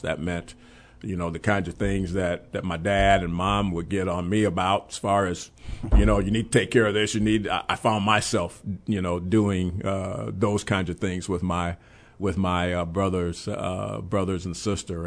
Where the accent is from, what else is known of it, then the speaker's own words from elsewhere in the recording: Chicago, Illinois, United States; also born or lived in Memphis; I gr-, really grew up on the west side of Chicago.